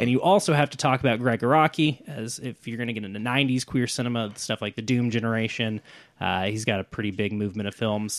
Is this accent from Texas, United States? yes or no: no; Oklahoma City, Oklahoma, United States; growing up in Oklahoma City suburbs